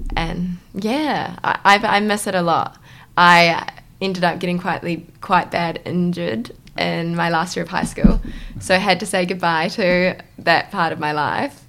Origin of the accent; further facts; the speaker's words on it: Auckland, New Zealand; moved away; I'm originally from Auckland